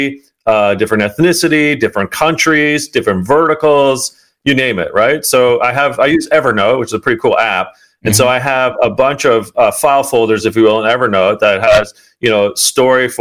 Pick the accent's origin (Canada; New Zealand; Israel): Canada; outside of Toronto, Ontario; I grew up outside of Toronto as a kid